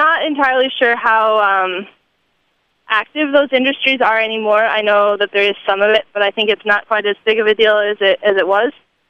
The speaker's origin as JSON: {"language": "English", "region": "Michigan", "country": "United States", "moved": "as an adult", "said": "You know, I came here from Michigan, and it was quite a culture shock to come here and see so many people proud of that heritage."}